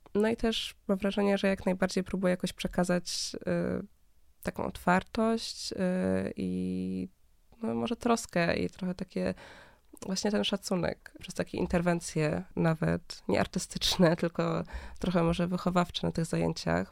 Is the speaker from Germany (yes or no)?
yes; Berlin, Germany; now in Warsaw, Poland; ja się wychowałam w Niemczech, e, w mhm. Berlinie